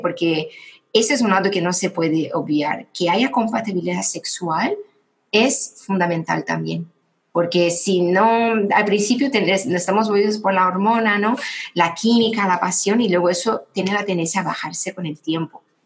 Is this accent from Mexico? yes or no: no; Brazil; moved away as an adult; now in Spain; yo soy brasileña y llevo ocho años viviendo en España. Y en Brasil eh, yo tuve una historia un poco difícil con el tema de ser una mujer